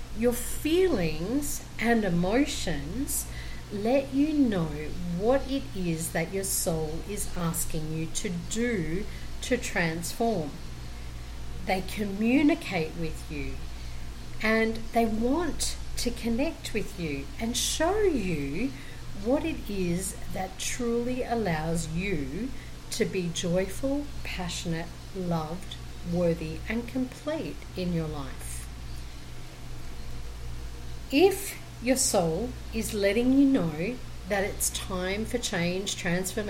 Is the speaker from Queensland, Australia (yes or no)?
yes; Brisbane, Queensland, Australia; now in Colombia; I am originally from Brisbane, Australia, and currently living in Colombia, South America